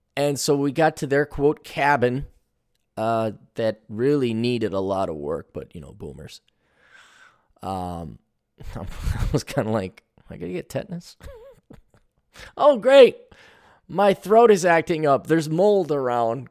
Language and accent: English; Milwaukee, Wisconsin, United States; moved away; when I was growing up in Milwaukee